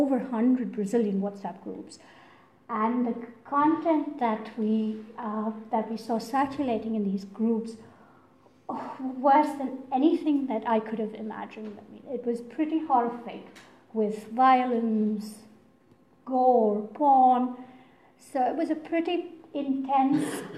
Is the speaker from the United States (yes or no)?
no; India; first language Tamil; English is a second language; moved away; I'm from India